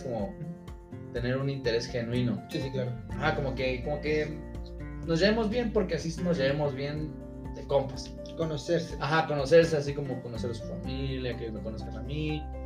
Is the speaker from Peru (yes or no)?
no; Aguascalientes, Mexico; also born or lived in Mexico City; nacido en, la Ciudad de México, en la Gran Tenochtitlan y pues radico en Aguascalientes hace como unos 16 años, entonces ya soy más de allá que de acá.